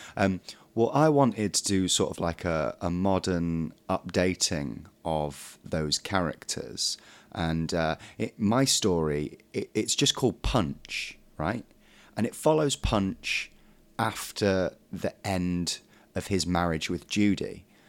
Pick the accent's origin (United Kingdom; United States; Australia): United Kingdom; Derbyshire, East Midlands; I'm from Derbyshire